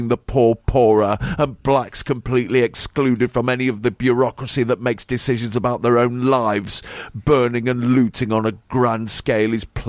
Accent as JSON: {"language": "English", "region": "England", "country": "United Kingdom", "said": "I'm English"}